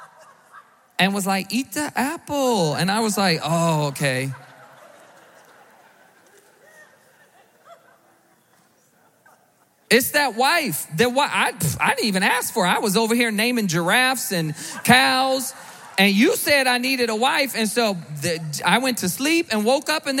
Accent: the South, United States; I grew up in the South.

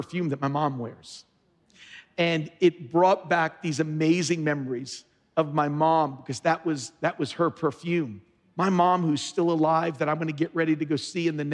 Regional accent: New York City, New York, United States; my inner New York, where I grew up here in New York City

